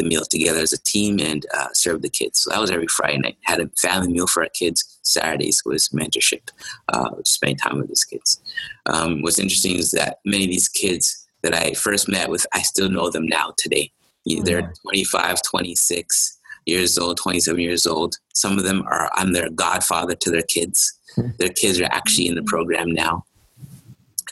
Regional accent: Toronto, Ontario, Canada; I'm from Malvern.

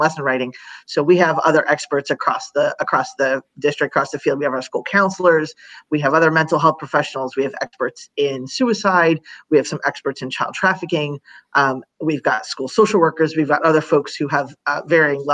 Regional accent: New York, United States; now in Florida, United States; I am originally from New York

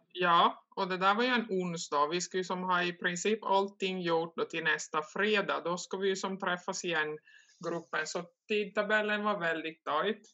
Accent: Korsnäs, Ostrobothnia, Finland; jag är från Korsnäs då, det ligger ungefär 60 kilometer söder om Vasa där jag bor. Harström heter den lilla byn.

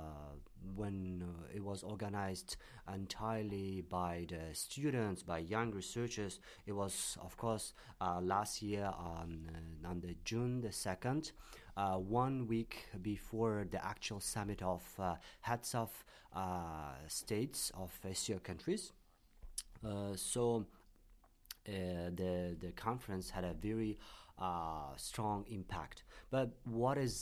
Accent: Tashkent, Uzbekistan; now in Beijing, China; I'm from Tashkent, Uzbekistan

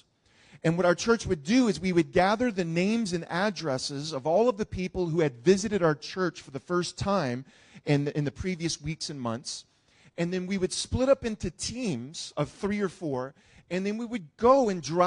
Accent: New Orleans, Louisiana, United States; growing up in New Orleans around Mardi Gras

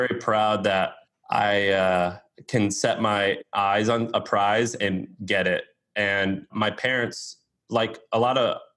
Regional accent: Missouri, United States; I'm from Missouri

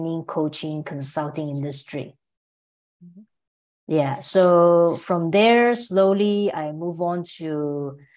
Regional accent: Malaysia; moved away as an adult; also born or lived in Singapore / Melbourne, Australia; I'm from Malaysia originally, but I spent about 14 years living in Singapore and Melbourne, Australia.

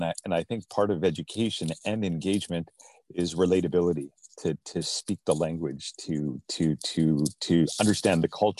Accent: Fort St. John, British Columbia, Canada; growing up in Canada, I grew up in a small town called Fort St. John, which is not far from Edmonton.

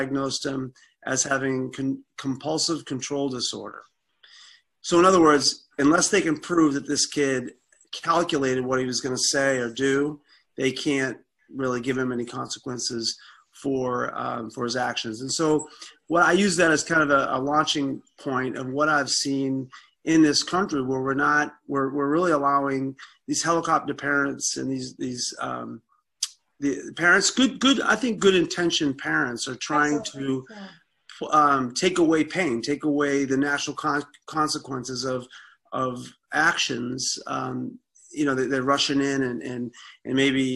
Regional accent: Boston, Massachusetts, United States; moved away as an adult; also born or lived in Nebraska; now in Colorado, United States; I grew up in South Boston, Massachusetts

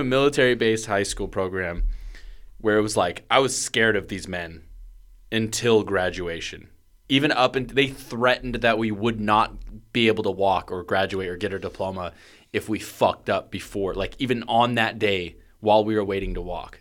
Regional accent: Portland, Oregon, United States; growing up in Portland

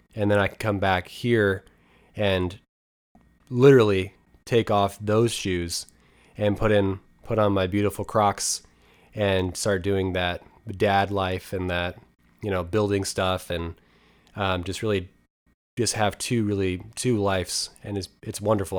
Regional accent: near Helix, Oregon, United States; my hometown

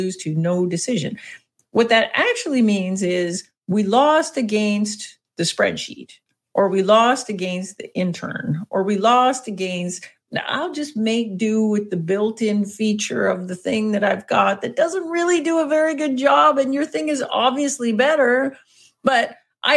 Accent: Canada; accent: Canadian; my excellent Canadian accent

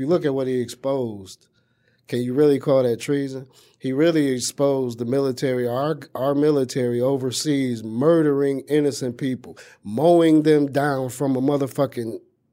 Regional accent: United States; We're not African Americans. You know what I'm saying? We lost that Africanness the moment they took our religions and our language and our culture. We are Bl

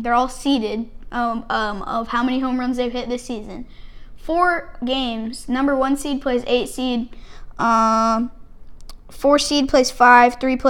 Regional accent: hometown of the Texas Rangers, United States; rooting for my hometown

